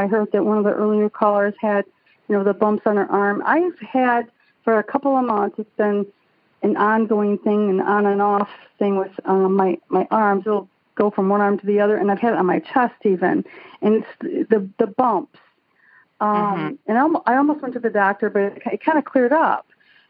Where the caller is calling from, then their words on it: Auburn Hills, Michigan, United States; calling from Auburn Hills, Michigan.